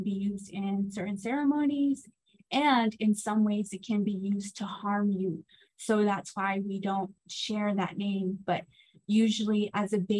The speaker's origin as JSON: {"language": "English", "town": "Tuba City", "region": "Arizona", "country": "United States", "tie": "born or raised there", "said": "I am Navajo, was born and raised on the Navajo Nation in Tuba City, Arizona"}